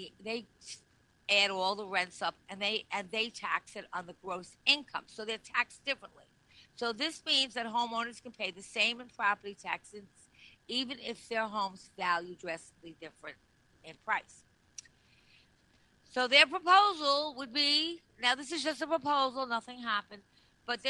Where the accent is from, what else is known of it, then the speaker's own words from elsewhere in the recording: Long Island, New York, United States; I'm from Long Island originally.